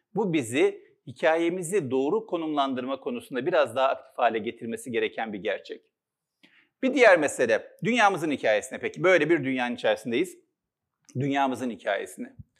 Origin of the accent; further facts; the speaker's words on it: Istanbul, Turkey; İstanbul'da doğdum, Üsküdar'da. Altı kardeşiz. İlkokulu Üsküdar'da okudum.